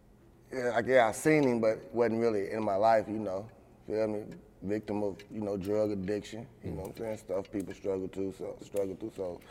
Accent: United States; Well, I grew up in the projects. I grew up in Clarksdale Project, so, you know, regular project shit.

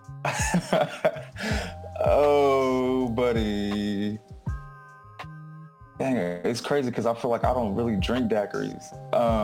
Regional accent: Sacramento, California, United States; now in Oakland, United States; I'm based out of Oakland. I'm originally from Sacramento, born and raised.

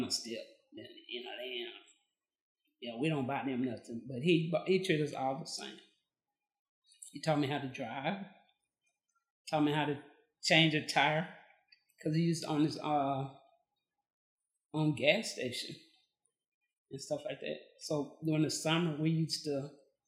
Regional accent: Amarillo, Texas, United States; now in Bryan, Texas, United States; I was born and raised in Amarillo, Texas, the Panhandle

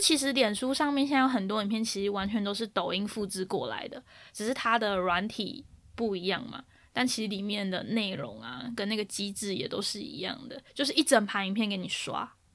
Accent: Taiwan; now in United Kingdom; 身为一个台湾人啊

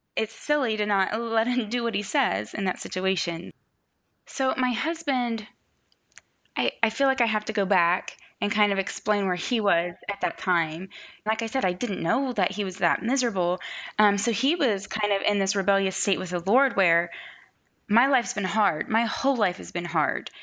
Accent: Ohio, United States; I grew up here in Ohio

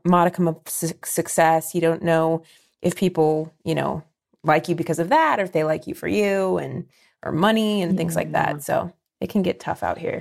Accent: Ohio, United States; now in Los Angeles, United States; I'm from Ohio. That's where my mom is now

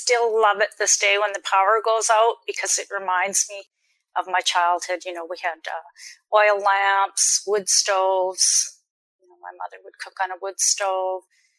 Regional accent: Grand Forks, British Columbia, Canada; I grew up in British Columbia in a Dukobor community in Grand Forks, British Columbia.

